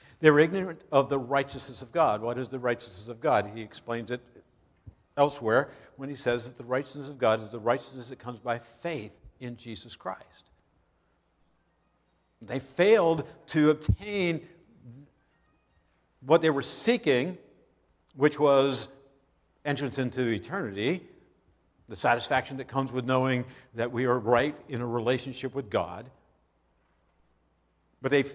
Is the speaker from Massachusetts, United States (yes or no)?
no; Pennsylvania, United States; I grew up in Pennsylvania, and I hunted for a number of years in Pennsylvania